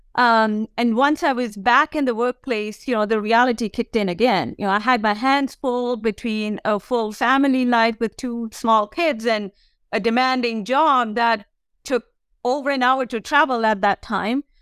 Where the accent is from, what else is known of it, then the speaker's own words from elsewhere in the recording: India; moved away; I grew up in India as the oldest of four daughters for my parents